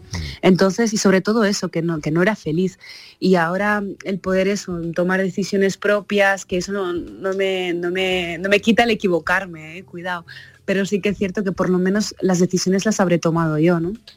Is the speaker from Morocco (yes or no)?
yes; Morocco; now in Spain; ha nacido en Marruecos eh, como yo